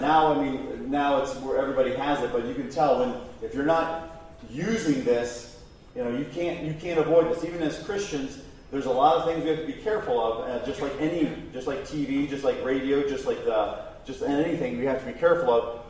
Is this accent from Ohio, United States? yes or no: yes; Mansfield, Ohio, United States; I'm from Mansfield, Ohio.